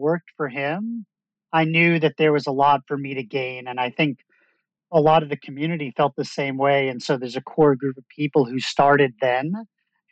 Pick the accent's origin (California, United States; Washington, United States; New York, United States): New York, United States; Long Island; moved away; I'm from Long Island. We're from the same hometown.